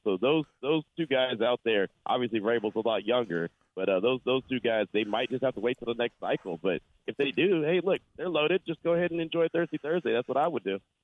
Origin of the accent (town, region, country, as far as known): Las Vegas, Nevada, United States